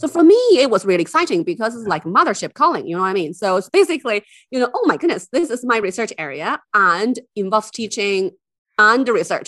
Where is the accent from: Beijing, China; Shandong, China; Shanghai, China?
Beijing, China; English is a second language; moved away as an adult; also born or lived in Harbin, China / London / Durham; now in Dublin, Ireland; And then actually when I was quite young, we moved to Beijing. So I actually grew up in Beijing